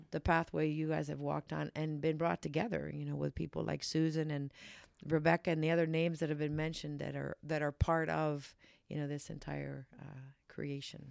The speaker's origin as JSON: {"language": "English", "town": "Pittsburgh", "region": "Pennsylvania", "country": "United States", "tie": "born or raised there", "moved": "yes", "said": "my hometown in Pittsburgh"}